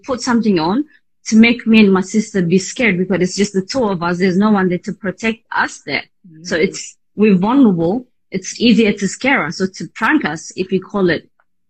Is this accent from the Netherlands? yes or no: no; Addis Ababa, Ethiopia; English is a second language; also born or lived in Asmara, Eritrea; So I was born in Asmara. So my father brought us to Addis, me and my sister. So once we moved into Addis, this is a very, very long time ago.